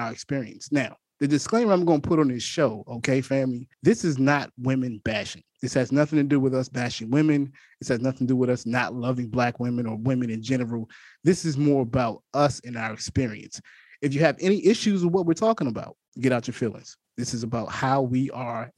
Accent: Washington, District of Columbia, United States; moved away as an adult; my hometown, my stomping grounds, DC

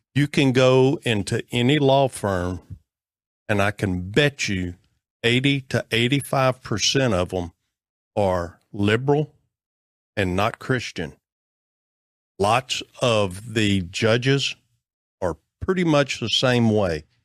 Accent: Texas, United States; I'm an American. I'm also a Texan

